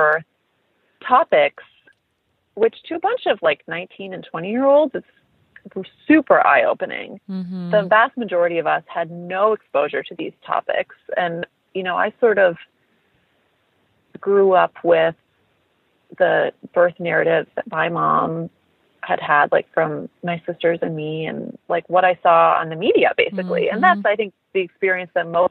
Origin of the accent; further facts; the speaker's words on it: Midwest, United States; also born or lived in Bloomington, Indiana; I am a Midwestern girl originally. I grew up in the Midwest.